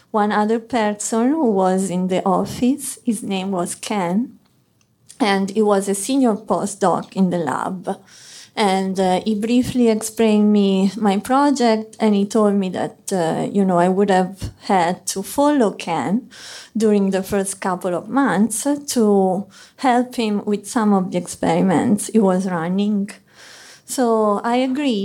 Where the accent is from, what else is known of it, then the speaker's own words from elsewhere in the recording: Arezzo, Tuscany, Italy; English is a second language; moved away as an adult; also born or lived in Florence, Italy; now in New York City, United States; I'm Italian. I come from Arezzo, it's a small city in the heart of Tuscany.